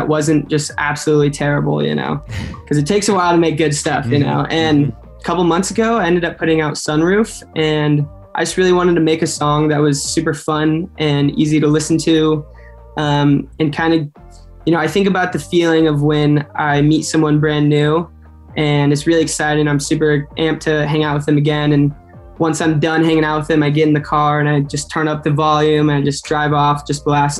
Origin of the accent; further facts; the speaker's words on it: Orange County, California, United States; I grew up in Orange County.